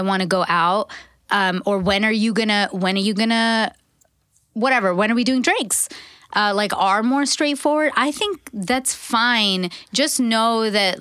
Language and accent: English; Canada; I'm Canadian.